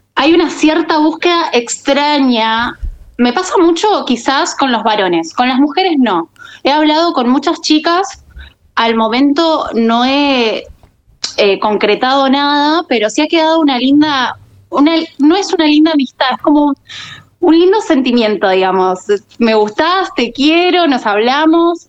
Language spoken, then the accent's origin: Spanish; Muñiz, Buenos Aires Province, Argentina; Yo soy de Buenos Aires, de eh, Muñiz